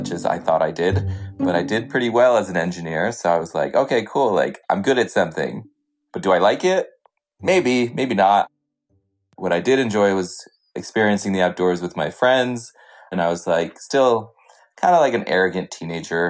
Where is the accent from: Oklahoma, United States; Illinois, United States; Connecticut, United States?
Connecticut, United States; also born or lived in India / Vermont; I grew up in Connecticut and also partly in India